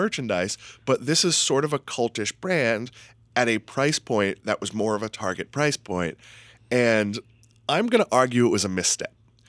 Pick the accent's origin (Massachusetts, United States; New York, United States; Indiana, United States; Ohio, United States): Massachusetts, United States; I'm from Massachusetts.